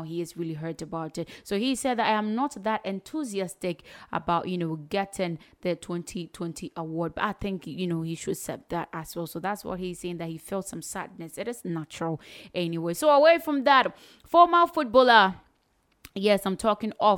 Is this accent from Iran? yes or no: no; Ghana; as a Ghanaian